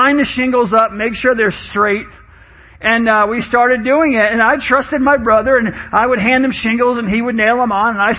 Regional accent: New York, United States; I grew up in New York with my mom.

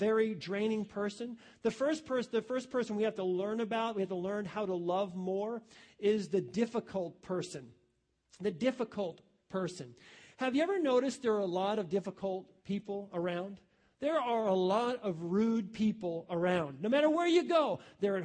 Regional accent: New York, United States; now in Ohio, United States; I come from New York, okay? I would not move back to New York. Ohio's my home.

